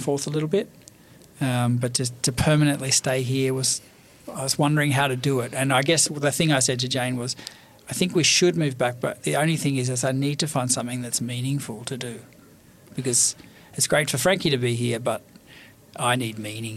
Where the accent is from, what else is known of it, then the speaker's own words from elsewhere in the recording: Australia; moved away as an adult; also born or lived in Paris; both being Australian